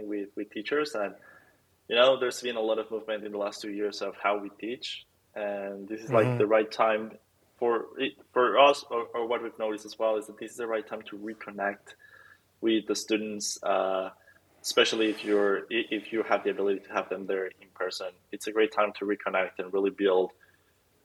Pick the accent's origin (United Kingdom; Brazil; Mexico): Mexico; I'm from Mexico